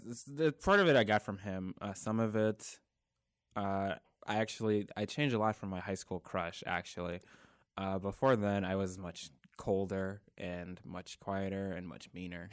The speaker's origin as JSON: {"language": "English", "area": "Prince George's County", "region": "Maryland", "country": "United States", "tie": "born or raised there", "moved": "as an adult", "lives_now": "North Carolina, United States", "said": "I'm from Maryland, uh, born and raised Prince George's County, Maryland"}